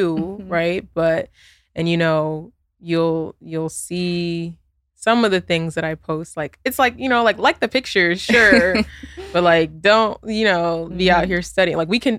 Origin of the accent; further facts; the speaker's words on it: New York, United States; I have siblings, you know, I'm from New York, you know, like we don't share the same experience in getting to know each other.